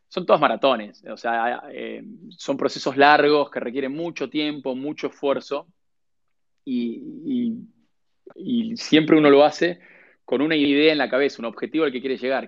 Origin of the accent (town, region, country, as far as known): Argentina; moved away as an adult